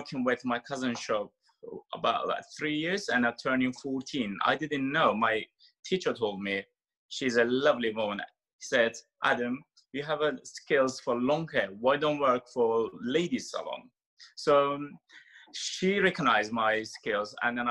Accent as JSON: {"language": "English", "country": "Turkey", "also_born_or_lived": "Istanbul, Turkey", "second_language": "English", "moved": "as an adult", "lives_now": "London, United Kingdom", "said": "my background is we are Turkish and I have like Greek and Turkish plus Ukrainian and Georgian mix of my blood, but I carry in Turkish passport."}